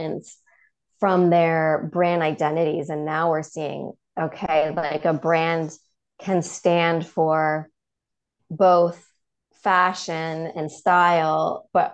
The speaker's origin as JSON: {"language": "English", "town": "Toronto", "region": "Ontario", "country": "Canada", "also_born_or_lived": "London / Copenhagen", "moved": "yes", "lives_now": "United States", "said": "I'm originally from Toronto"}